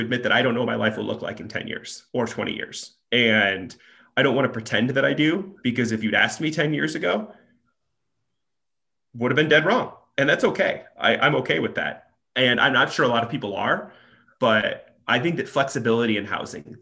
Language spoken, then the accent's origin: English; Nebraska, United States; now in Chicago, United States; I'm originally from Nebraska